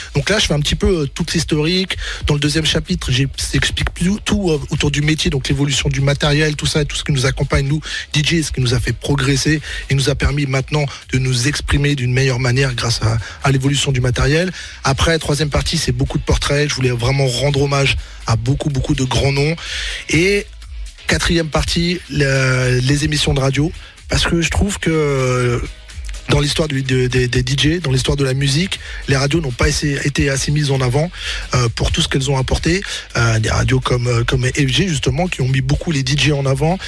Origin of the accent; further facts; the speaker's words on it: Rennes, Brittany, France; moved away; moi, j'étais de Rennes